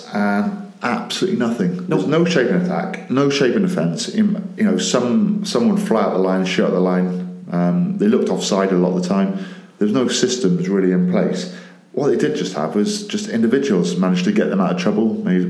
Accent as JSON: {"language": "English", "area": "Welsh", "region": "Wales", "country": "United Kingdom", "said": "I'm Welsh"}